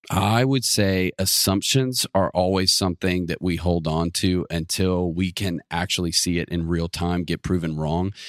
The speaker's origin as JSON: {"language": "English", "town": "Atlanta", "region": "Georgia", "country": "United States", "moved": "as an adult", "lives_now": "Auburn, United States", "said": "I'm from the Metro Atlanta area"}